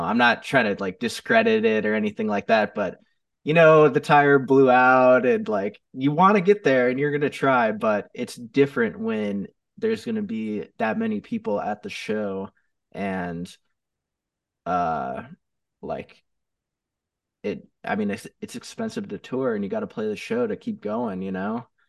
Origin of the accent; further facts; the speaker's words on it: Chicago area, Northwest Indiana, United States; now in Phoenix, United States; originally from Chicago. I grew up in, uh, the South uh, Northwest Indiana area of Chicago